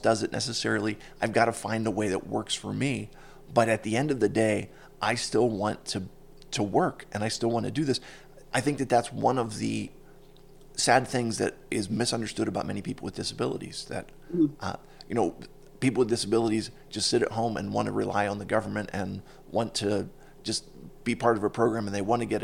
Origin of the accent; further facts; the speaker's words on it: Pittsburgh, Pennsylvania, United States; I'm from Pittsburgh